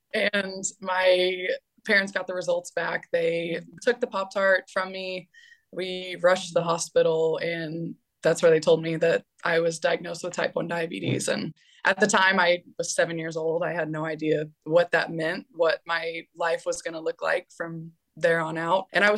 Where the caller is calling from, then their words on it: Valencia, Valencian Community, Spain; I am calling in from Valencia, Spain.